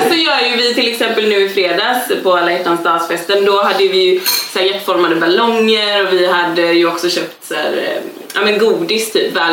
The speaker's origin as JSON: {"language": "Swedish", "town": "Gothenburg", "region": "Västra Götaland", "country": "Sweden", "tie": "born or raised there", "said": "vi växte upp på hissingen i Göteborg, det var inte ovanligt ändå."}